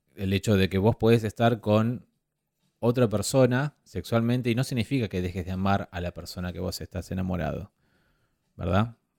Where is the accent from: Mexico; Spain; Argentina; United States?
Argentina; soy argentino y sudamericano